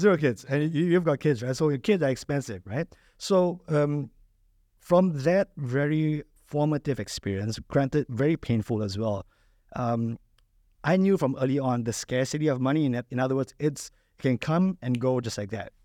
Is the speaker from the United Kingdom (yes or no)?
no; Malaysia; moved away as an adult; now in United Arab Emirates; I'm originally from Malaysia.